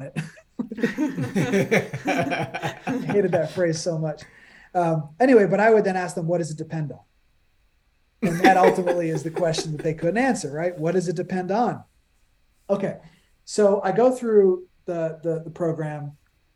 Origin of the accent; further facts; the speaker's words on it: New York, United States; moved away as an adult; now in New Jersey, United States; I'm a New Yorker. I'm born and raised in New York